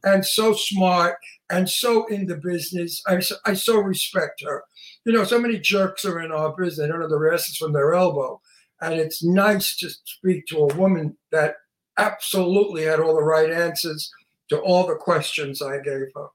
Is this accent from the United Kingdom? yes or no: no; Long Island, New York, United States; I'm from Long Island, New York. And if you saw the movie Jaws, it was mm-hmm. photographed where I come from